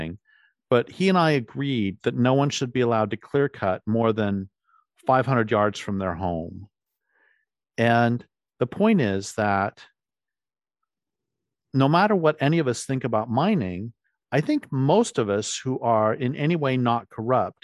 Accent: Colorado, United States; I grew up in Colorado

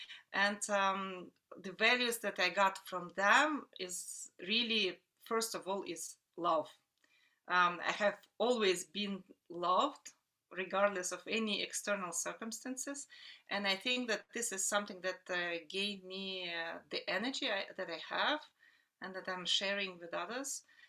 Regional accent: Novosibirsk, Novosibirsk Oblast, Russia; English is a second language; moved away as an adult; also born or lived in United States / Paris, France; now in Luxembourg; I come from Novosibirsk, which is one of the biggest industrial cities in Russia. It's a city that was established just a little bit over 100 years ago.

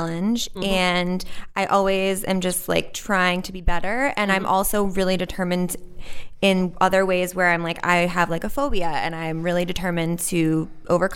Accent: Western Massachusetts, United States; I grew up in Western Mass

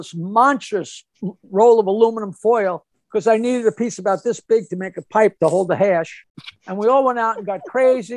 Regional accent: Long Island, New York, United States; I'm from Long Island

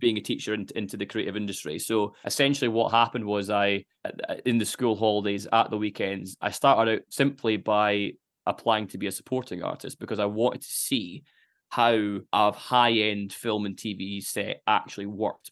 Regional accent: Dundee, Scotland, United Kingdom; growing up in Dundee

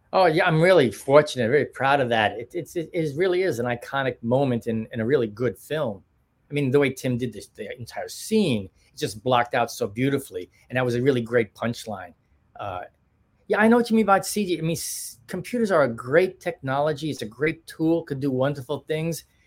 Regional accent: New York, United States; we're from New York too

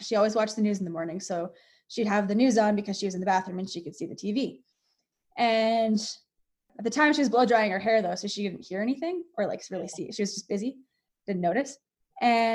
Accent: Strathmore, Alberta, Canada; moved away as an adult; also born or lived in Lethbridge, Alberta / British Columbia; I was born in Strathmore. And then when I was really little, we moved to Lethbridge. But we moved back to Strathmore when I started kindergarten, or when I started grade one

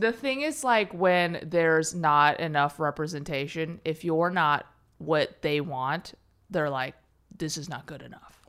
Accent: Chicago, Illinois, United States; also born or lived in Berkeley; now in Los Angeles, United States; I was born in Chicago.

